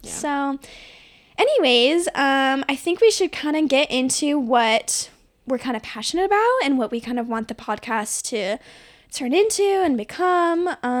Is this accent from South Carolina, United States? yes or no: no; Arizona, United States; I was also born and raised in Arizona. Just graduated from Arizona State University as well.